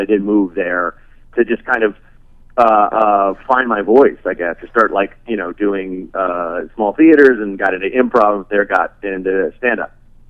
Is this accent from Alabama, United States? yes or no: no; Portland, Oregon, United States; also born or lived in Chicago, Illinois / Santa Barbara, California; my parents moved us to Santa Barbara for about a year, year and a half, and then we went to Portland, where I grew up.